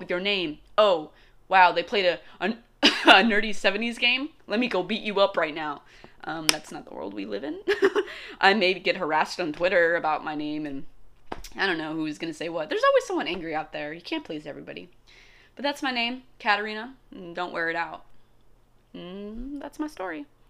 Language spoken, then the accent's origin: English; United States